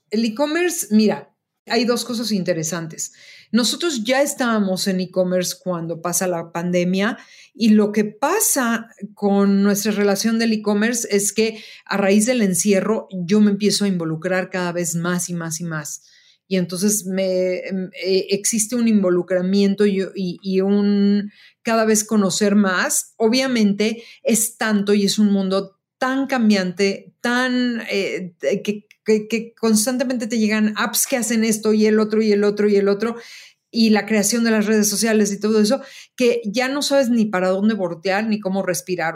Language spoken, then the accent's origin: Spanish; Mexico; also born or lived in Chicago; soy una diseñadora mexicana y que soy una creadora mexicana creando trabajos en México